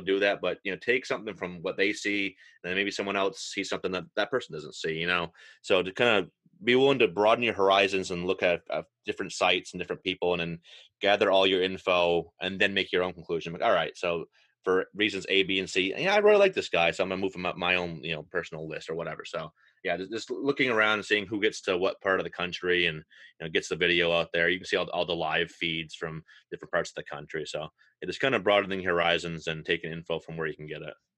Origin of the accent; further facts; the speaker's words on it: Maine, United States; growing up in Maine, uh, the Red Sox Double A affiliate, Portland is 15 minutes from where I grew up and where I still live